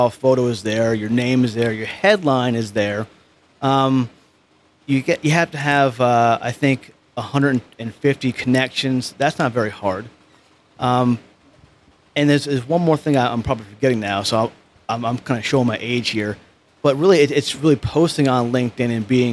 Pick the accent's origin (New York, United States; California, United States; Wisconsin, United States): New York, United States; Poughkeepsie; accent: New York; moved away; I'm from this small town called Poughkeepsie, New York. So I'm a New Yorker.